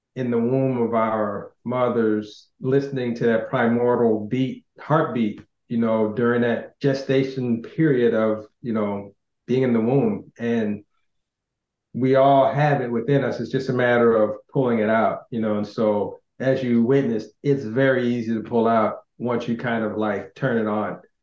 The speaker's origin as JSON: {"language": "English", "country": "United States", "tie": "born or raised there", "said": "growing up in America"}